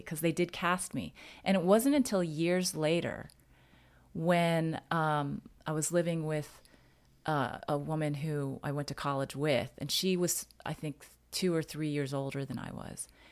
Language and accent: English; United States; I'm Chinese American